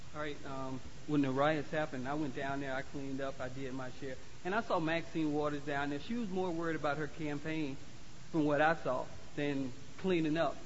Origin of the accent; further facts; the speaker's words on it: Florida, United States; moved away; I'm from Florida